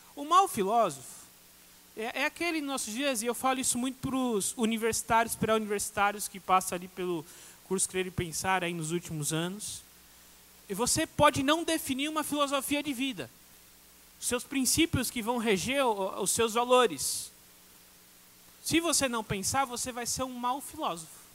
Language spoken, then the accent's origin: Portuguese; Minas Gerais, Brazil; Eu falo assim, como mineiro, desse de mineiro que eu sou.